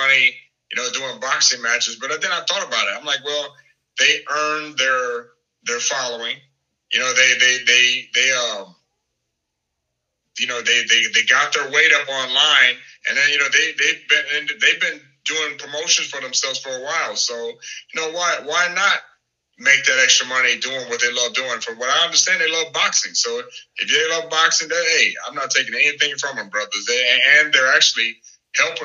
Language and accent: English; East St. Louis, Illinois, United States; now in Omaha, United States; my hometown is East St. Louis, Illinois